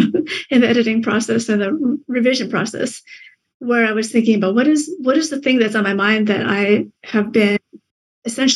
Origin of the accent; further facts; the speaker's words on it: Michigan, United States; also born or lived in Vietnam; it was a strange place to live in the Midwest, growing up